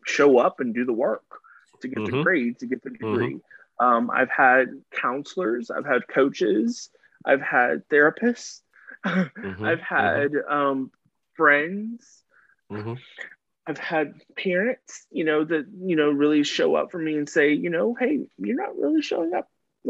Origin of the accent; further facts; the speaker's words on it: the South, United States; But we can, like I said, I'm from the South.